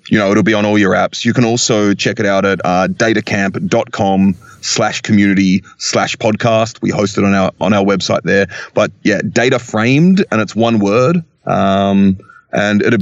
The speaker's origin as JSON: {"language": "English", "country": "Australia", "said": "I'm Australian"}